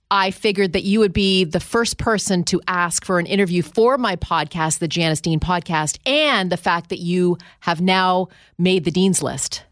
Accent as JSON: {"language": "English", "town": "Ottawa", "region": "Ontario", "country": "Canada", "tie": "born or raised there", "moved": "yes", "said": "my hometown of Ottawa, Canada"}